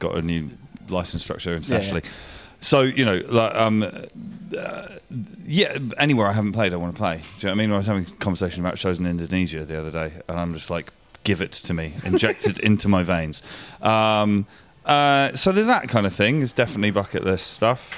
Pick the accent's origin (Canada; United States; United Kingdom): United Kingdom; Winchester, South East England; it was my hometown